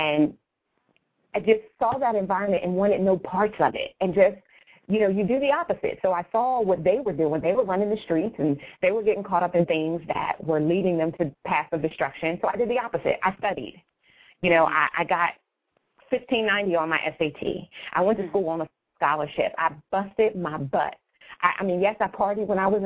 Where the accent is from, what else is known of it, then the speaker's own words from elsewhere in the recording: Wilmington, Delaware, United States; now in Newark, United States; I grew up started in Wilmington, Delaware, and I now live in Newark, Delaware